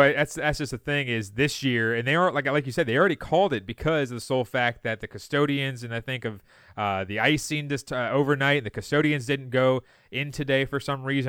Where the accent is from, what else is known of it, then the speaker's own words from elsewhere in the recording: Loudoun County, Virginia, United States; I grew up in Loudoun County.